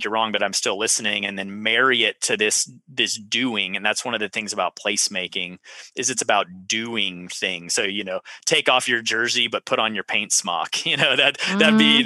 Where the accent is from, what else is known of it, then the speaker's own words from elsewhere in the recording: Central Texas, United States; I was from Central Texas